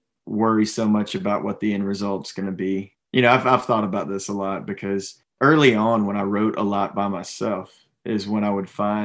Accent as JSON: {"language": "English", "town": "Atlanta", "region": "Georgia", "country": "United States", "tie": "born or raised there", "said": "I grew up right around the Atlanta area"}